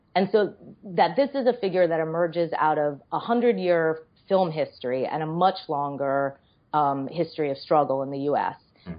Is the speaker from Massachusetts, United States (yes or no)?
yes; Boston, Massachusetts, United States; moved away as an adult; also born or lived in New York City; I grew up in Boston and uh, spent my whole childhood there.